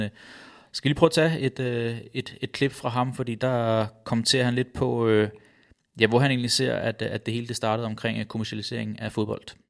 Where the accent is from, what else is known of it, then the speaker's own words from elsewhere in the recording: Roskilde, Zealand, Denmark; jeg er født og opvokset i Roskilde